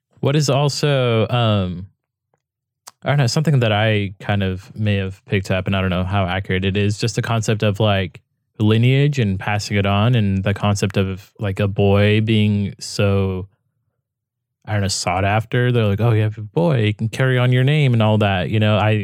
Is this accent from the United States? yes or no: yes; United States; I'm coming from America